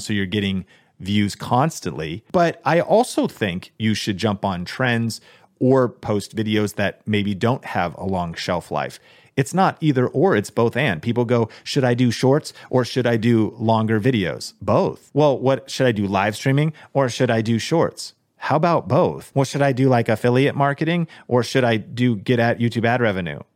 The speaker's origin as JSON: {"language": "English", "town": "Seattle", "region": "Washington", "country": "United States", "tie": "born or raised there", "said": "I grew up in Seattle"}